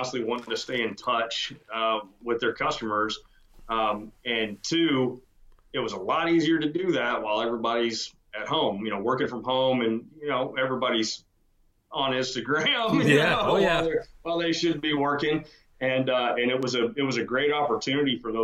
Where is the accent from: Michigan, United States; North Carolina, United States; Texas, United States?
Texas, United States; also born or lived in Georgia; I was born in Georgia, which I never forgave my parents for, and got to Texas at 7 years old and haven't left and don't intend